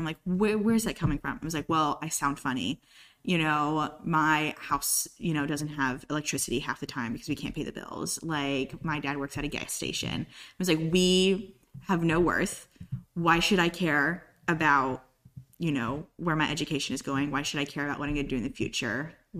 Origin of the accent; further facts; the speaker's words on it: Moore County, North Carolina, United States; also born or lived in Colorado; So I'm not even from the South. All my family is from New England, Connecticut, Maryland area. Moved to Colorado. I was born in Colorado. Moved to Moore County when I was young, 6, 7 years old.